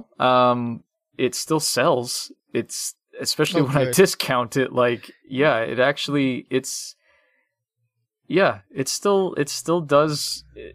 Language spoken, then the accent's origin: English; Miami, Florida, United States; I grew up in Miami